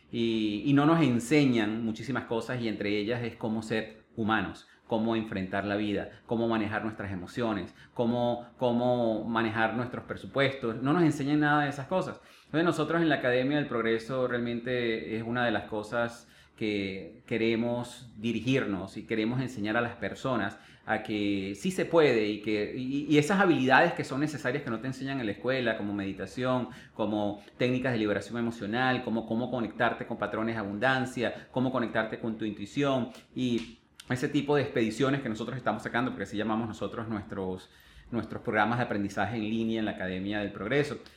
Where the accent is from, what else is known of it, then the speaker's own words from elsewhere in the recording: Venezuela; born there; Tú comentaste inicialmente que yo nací en Venezuela pero realmente muy poco vas a ver que yo me catalogo como venezolano.